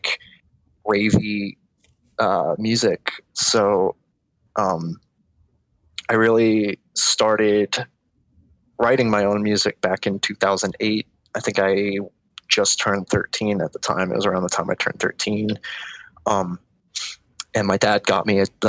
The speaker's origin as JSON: {"language": "English", "region": "Florida", "country": "United States", "tie": "born or raised there", "also_born_or_lived": "Orlando, Florida", "said": "I was born and raised in Florida my whole life, spent my early childhood in South Florida. So, it was around like Miami"}